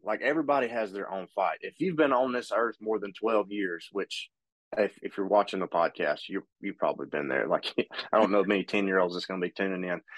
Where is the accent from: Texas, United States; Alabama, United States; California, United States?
Alabama, United States; Pumpkin Center; also born or lived in Hartselle, Alabama; I grew up in a little town called Pumpkin Center, Alabama